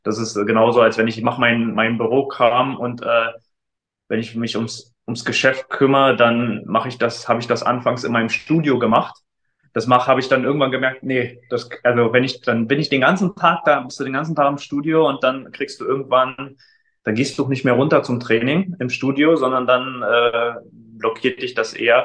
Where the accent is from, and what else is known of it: Frankfurt, Brandenburg, Germany; moved away as an adult; now in Leipzig, Germany